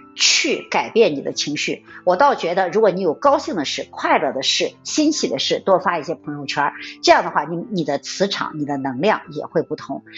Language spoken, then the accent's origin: Chinese; China; 我们中国人古老的、传统的一种文化的规制